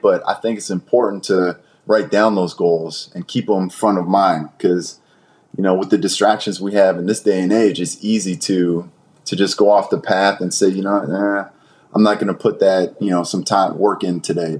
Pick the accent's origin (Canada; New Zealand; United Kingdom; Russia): Canada; Brampton, Ontario; growing up in Brampton, coming out of Brampton